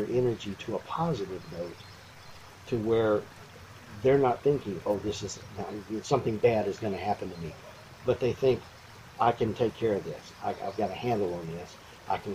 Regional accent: Lexington, Texas, United States; I grew up in Lexington, which is 20 miles away.

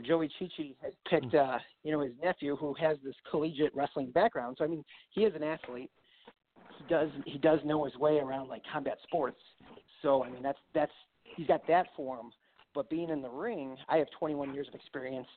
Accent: Grayslake, Illinois, United States; also born or lived in Paulsboro, New Jersey; I came back uh, right here in Illinois, where my hometown is, uh, Grays Lake

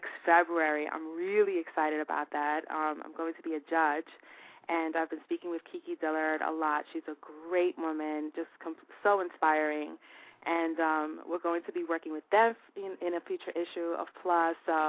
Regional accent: New York City, New York, United States; It's going to be in my hometown

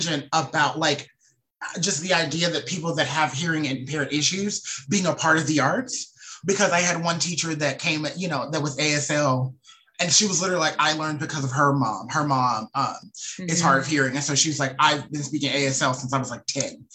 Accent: the South, United States; I'm a Southerner

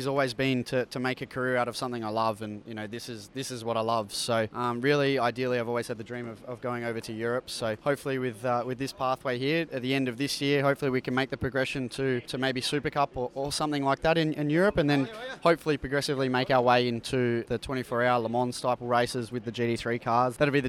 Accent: North Fremantle, Western Australia, Australia; now in Melbourne, Australia; I'm from the North Fremantle area, so up near the coast, which is good.

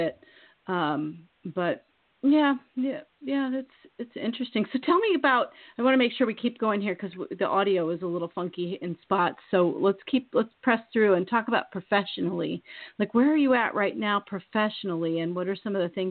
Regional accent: Midwest, United States; I'm from the Midwest

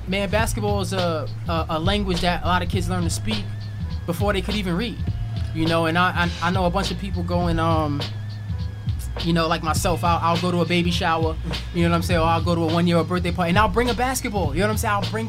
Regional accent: Brooklyn, New York, United States; also born or lived in Queens / Long Island / Newark; So I grew up in Brooklyn. I also grew up in Queens. I also grew up in Long Island, Newark, New Jersey.

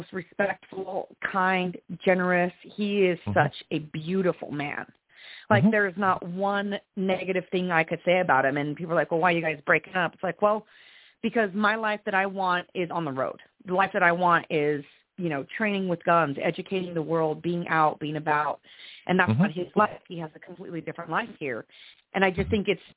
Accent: Trinidad, Colorado, United States; I'm from small town Colorado. I was raised in Trinidad, Colorado.

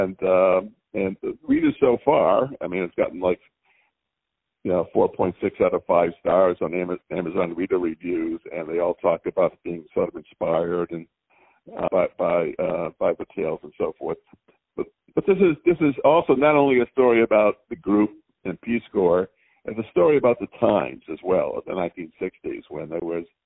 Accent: Madison, Wisconsin, United States; I'm from Madison, Wisconsin

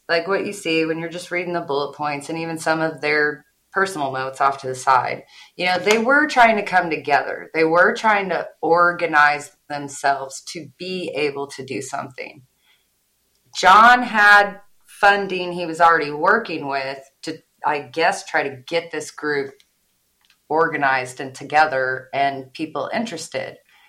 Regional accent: Midwest, United States; I'm from the Midwest. I say everybody's name wrong.

